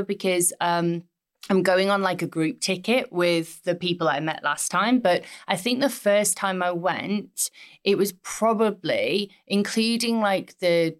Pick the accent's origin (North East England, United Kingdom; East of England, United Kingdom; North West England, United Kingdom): North East England, United Kingdom; Middlesbrough; my hometown, which is Middlesbrough